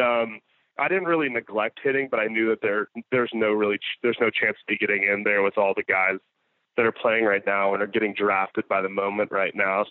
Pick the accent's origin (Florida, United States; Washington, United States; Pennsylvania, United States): Florida, United States; growing up in Florida just had like in the summers we we would go out on lakes consistently